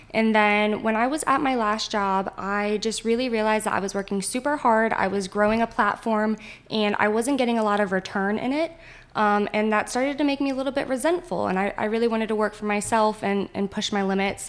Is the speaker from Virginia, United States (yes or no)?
yes; Winchester, Virginia, United States; born and raised in Winchester